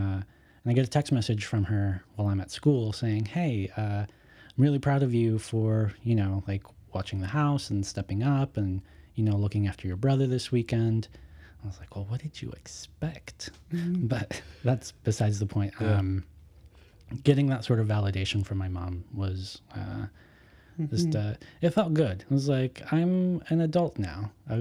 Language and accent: English; Denver, Colorado, United States; We're in Denver. I'm from Denver, Colorado.